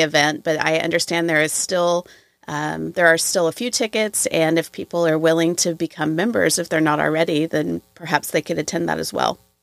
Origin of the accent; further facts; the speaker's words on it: Waco, Texas, United States; I grew up in Waco, and this is my hometown wine festival